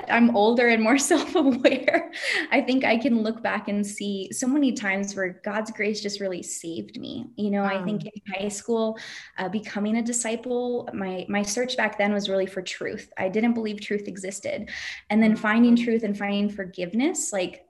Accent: United States; moved away as an adult; when I lived in the States

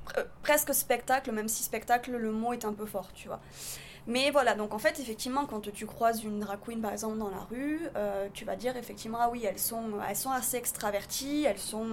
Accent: southern France, France; moved away; also born or lived in Paris / New York; je viens d'une partie de la France qui est encore différente de Paris. Donc, c'est le sud de la France

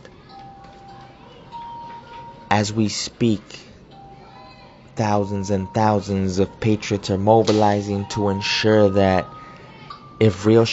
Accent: United States; I am also an American. A proud American, because this country has allowed for a better life for my parents

